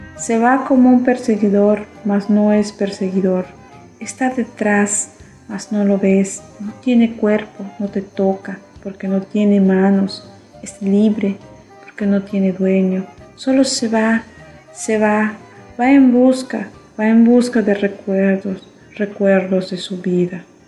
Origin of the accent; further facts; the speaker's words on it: Chapab, Yucatán, Mexico; Soy del municipio de Chepap, del estado de Yucatán